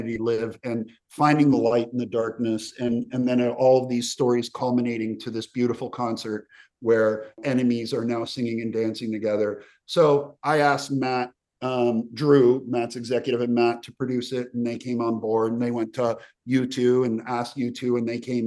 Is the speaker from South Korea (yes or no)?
no; Slovenia; moved away; also born or lived in Yugoslavia; I'm from the region. I have a Croatian father, Serbian mother, Albanian wife. I was born in Slovenia, so I grew up in the former Yugoslavia, and then I moved away